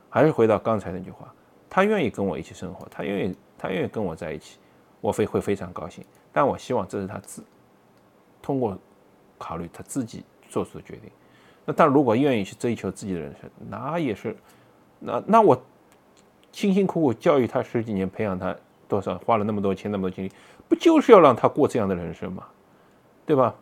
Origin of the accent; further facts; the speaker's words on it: China; moved away as an adult; now in Boston, United States; 我们中国人嘛